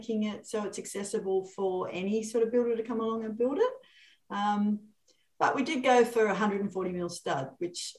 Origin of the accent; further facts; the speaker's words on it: Sydney, New South Wales, Australia; I'm from Sydney.